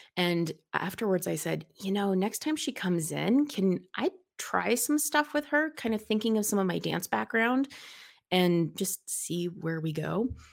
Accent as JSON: {"language": "English", "region": "Colorado", "country": "United States", "tie": "born or raised there", "said": "super, super, super local native. I've always lived in the same part of town"}